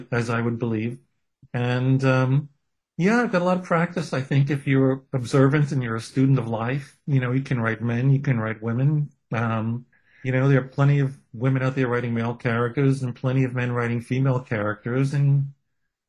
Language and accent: English; New York City, New York, United States; I'm a kid from Brooklyn, from a, you know, with a Jewish heritage